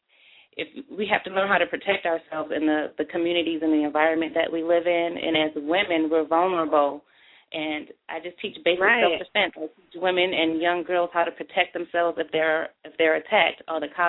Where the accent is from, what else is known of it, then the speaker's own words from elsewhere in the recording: Buffalo, New York, United States; now in Atlanta, United States; my hometown of Buffalo, New York.